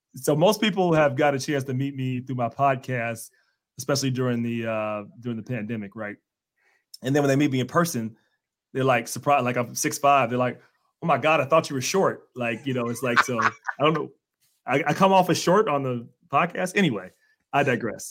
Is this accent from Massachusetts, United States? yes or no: no; Cincinnati, Ohio, United States; I'm from Cincinnati